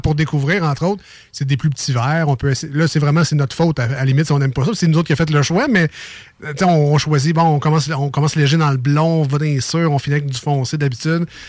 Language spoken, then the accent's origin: French; Quebec City, Quebec, Canada; le, bloc où j'ai grandi dans les Limoilou